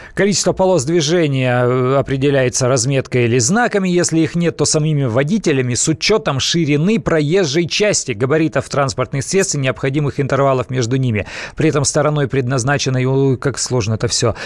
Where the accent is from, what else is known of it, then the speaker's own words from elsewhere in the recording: Siberia, Russia; Я из Сибири родом